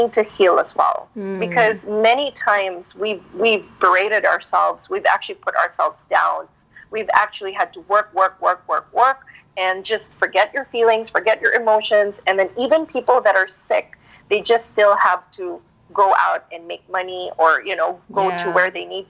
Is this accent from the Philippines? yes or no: yes; Philippines; I was born brought up here and I'm Filipino by heart